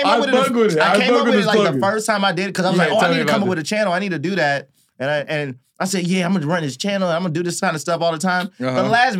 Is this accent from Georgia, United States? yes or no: yes; Atlanta, Georgia, United States; I'm from Atlanta